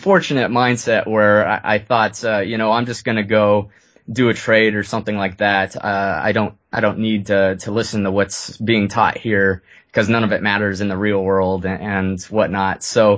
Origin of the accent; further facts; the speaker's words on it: Lewiston, Maine, United States; born there; But anyways, I was born in Lewiston, Maine